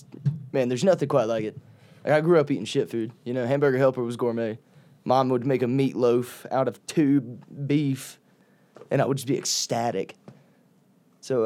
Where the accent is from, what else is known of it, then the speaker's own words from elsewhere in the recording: Alabama, United States; I'm from Alabama